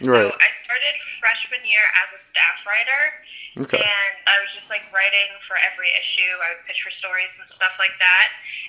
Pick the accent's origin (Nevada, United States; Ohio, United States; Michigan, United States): Ohio, United States; Wilmington; I am from Wilmington, Ohio. It's around the Dayton area. I'm a senior at OU and I'm majoring in journalism strategic communications.